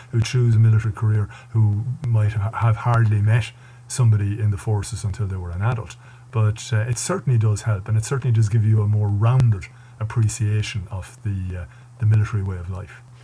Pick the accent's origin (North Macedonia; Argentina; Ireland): Ireland; Mullingar, Westmeath; also born or lived in Galway; I moved then to Mullingar, back to, which was my hometown